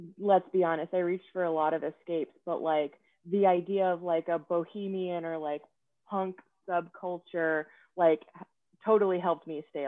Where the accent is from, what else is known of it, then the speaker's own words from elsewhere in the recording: Atlanta, Georgia, United States; moved away as an adult; also born or lived in San Francisco / Austin; I grew up in Atlanta and I'm an only child